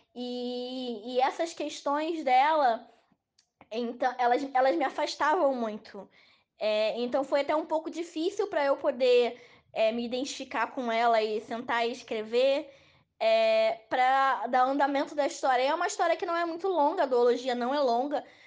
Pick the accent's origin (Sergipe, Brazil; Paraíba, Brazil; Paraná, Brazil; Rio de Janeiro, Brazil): Rio de Janeiro, Brazil; eu sou do Rio de Janeiro